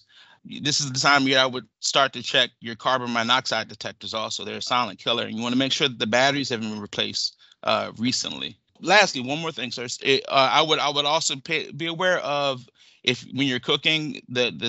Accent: Zekiah Swamp, Southern Maryland, United States; I grew up on the Zakea Swamp in Southern Maryland.

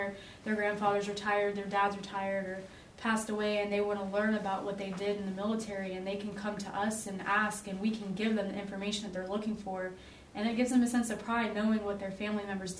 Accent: South Carolina, United States; also born or lived in Pennsylvania; South Carolina is my home, like, I mean, that's all I know. I've been here since I was 7, and I have some memories of growing up in Pennsylvania, but not many, and this is what I know.

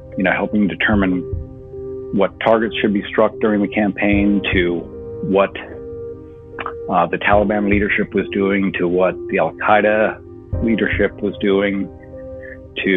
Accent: just outside New York City, United States; moved away; I'm from New York originally. So not only did they hit our country, but they hit the city I grew up just outside

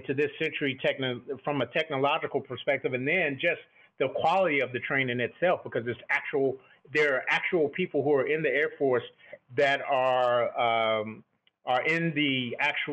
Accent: Texas, United States; growing up in Texas, I have affinity for football

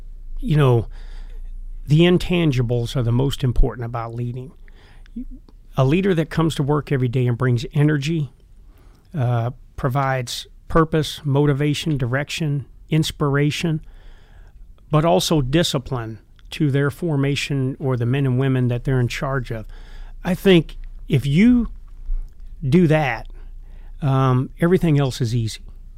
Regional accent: Iowa, United States; I'm being from Iowa, I'm a University of Iowa fan. But all the years I spent at Fort Bragg, I'm also a huge Carolina Panther fan

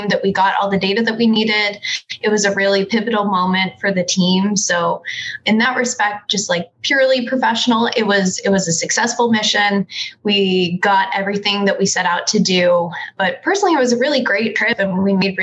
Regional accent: Sacramento, California, United States; I am from Sacramento, California originally

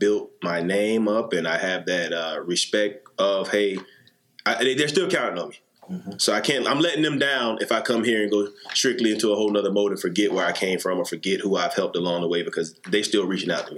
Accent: South Carolina, United States; moved away as an adult; I'm from South Carolina, small town

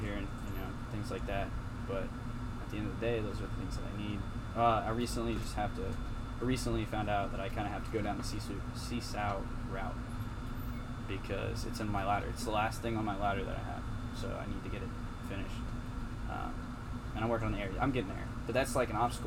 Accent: Indiana, United States; moved away as an adult; I'm from Indiana, and I didn't want to stay in Indiana, right?

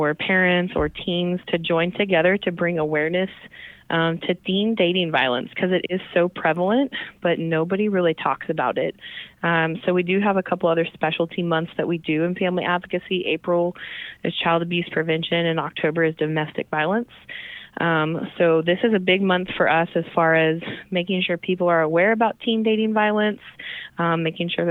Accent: Tulsa, Oklahoma, United States; moved away as an adult; now in Oklahoma City, United States; So I am a native Tulsan. So I am originally from Tulsa, Oklahoma.

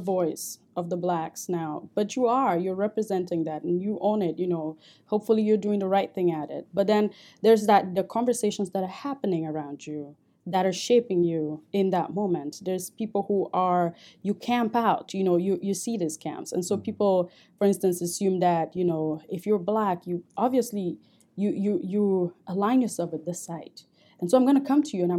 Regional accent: Cameroon; moved away as an adult; now in United States; I grew up in Cameroon

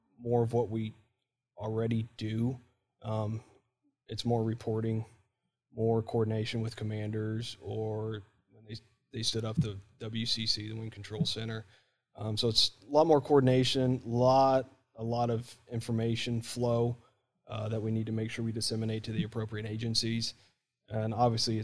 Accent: Warsaw, Indiana, United States; moved away; also born or lived in Trenton, Ohio / Middletown, Ohio; Originally from Middletown, Ohio, more or less. I would say Trenton, but nobody knows where it is. And then when I was 5 years old, we moved up to Warsaw, Indiana

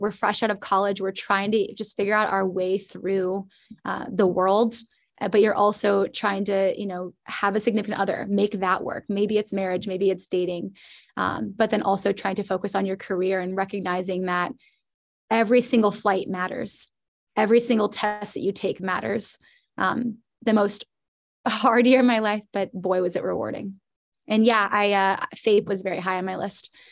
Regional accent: Indianapolis, Indiana, United States; moved away as an adult; born and raised in In-, Indianapolis, Indiana.

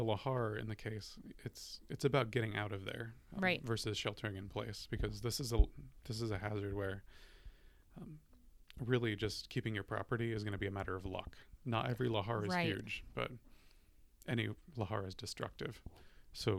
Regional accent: New York, United States; now in Washington, United States; I'm from New York

